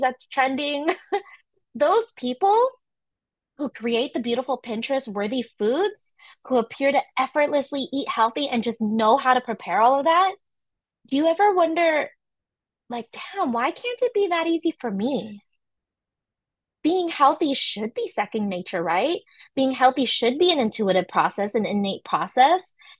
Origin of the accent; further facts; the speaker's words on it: San Francisco Bay Area, California, United States; I'm from California, specifically from San Francisco Bay Area